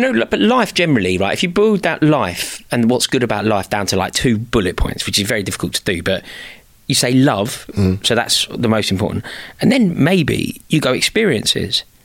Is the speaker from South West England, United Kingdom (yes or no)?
no; London, United Kingdom; passionate about being from the city, a proud Londoner